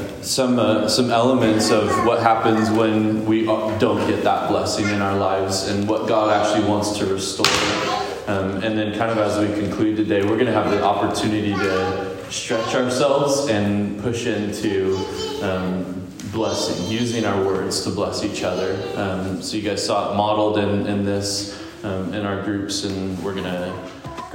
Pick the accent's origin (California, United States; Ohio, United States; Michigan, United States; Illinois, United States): California, United States; Visalia; also born or lived in Sacramento, California; I moved home back to Visalia. So we're from Visalia.